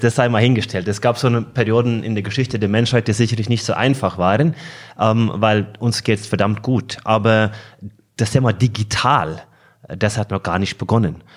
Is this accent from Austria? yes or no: no; Norway; German is a second language; moved away; gebürtiger Norweger